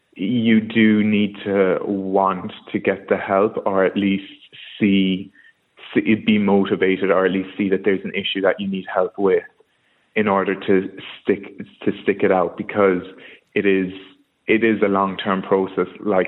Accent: Kerry, Munster, Ireland; moved away as an adult; now in London, United Kingdom; I'm from Kerry. I've been living in London for about 5 years.

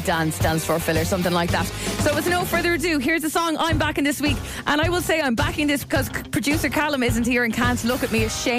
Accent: Mauritius; now in Portmarnock, Ireland; I'm from Mauritius originally.

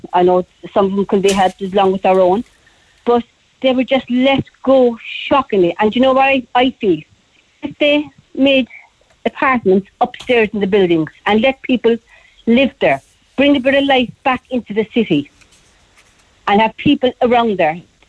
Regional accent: Cork, Munster, Ireland; I was born and reared in Cork City on the north side of Galway

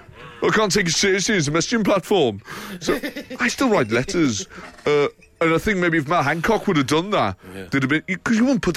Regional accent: Liverpool, North West England, United Kingdom; You know, growing up in Liverpool, you know, we never had COVID.

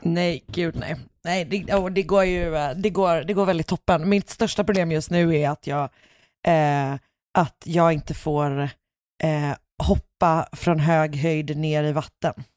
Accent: Gothenburg, Västra Götaland, Sweden; jag är ju mycket mer villa, Alltså längre, mm. Eh, mer förorts, villa förorts situationen

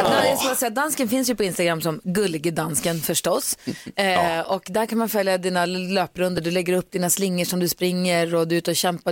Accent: Luleå, Norrbotten County, Sweden; i Luleå, där jag kommer ifrån

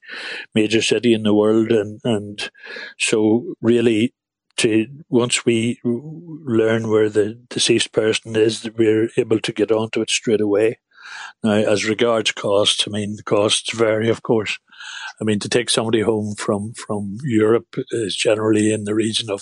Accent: Newry, Northern Ireland, United Kingdom; we're from Newry in County Down, and we'd be a very well-known family in Newry

